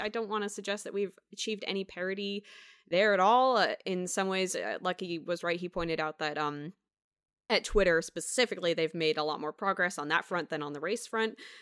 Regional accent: United States; I'm born, born and raised in Washington

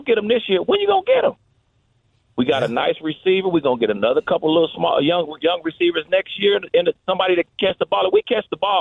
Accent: Kansas City, Missouri, United States; now in Wisconsin, United States; I'm from Kansas City, raised in Kansas City

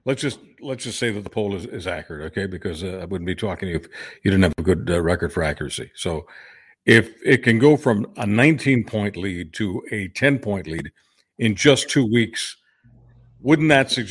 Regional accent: Canada; But just as a Canadian, okay, and as a Canadian who pays maybe a little more attention than the average Canadian to these things

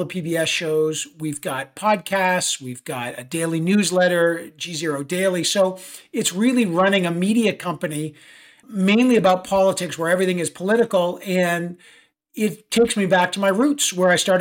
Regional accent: Toronto, Ontario, Canada; moved away as an adult; also born or lived in Ottawa; now in New York City, United States; I was raised in Toronto

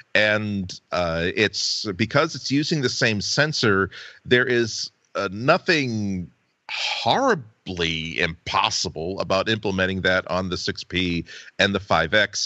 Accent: United States; as an American who's had many vacations on Cape Cod

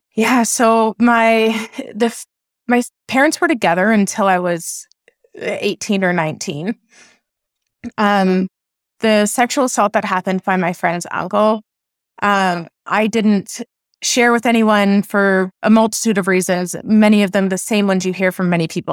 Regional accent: Oakville, Ontario, Canada; I was raised in Oakville, Ontario

